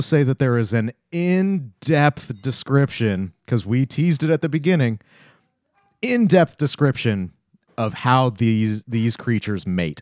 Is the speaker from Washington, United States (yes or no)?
yes; Tacoma, Washington, United States; my hometown of Tacoma